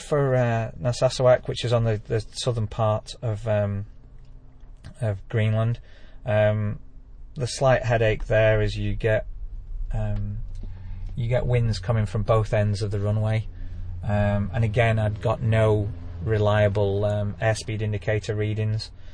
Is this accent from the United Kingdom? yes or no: yes; Lake District, North West England, United Kingdom; this is my hometown